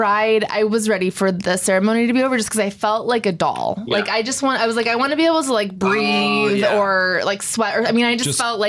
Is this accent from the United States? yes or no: yes; Camarillo, California, United States; I grew up in Camarillo, so not far from Ojai